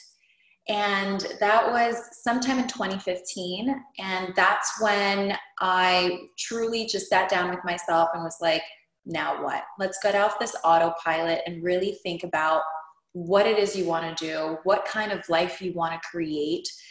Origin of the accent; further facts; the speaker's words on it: Hialeah, Florida, United States; also born or lived in Cuba; I immigrated from Cuba when I was 4. My dad was a political prisoner. We landed in Hialeah, never left